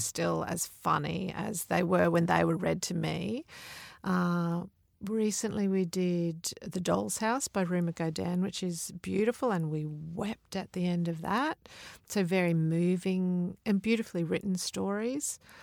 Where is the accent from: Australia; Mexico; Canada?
Australia; Mount Isa, Queensland; I grew up in Mount Isa, out in the desert